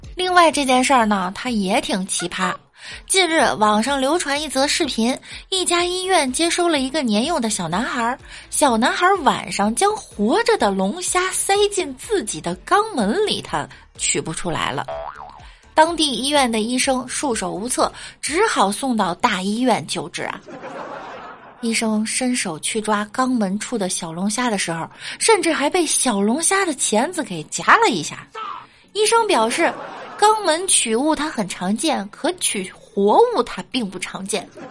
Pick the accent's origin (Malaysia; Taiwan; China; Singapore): China; northern China; moved away; 我作为北方人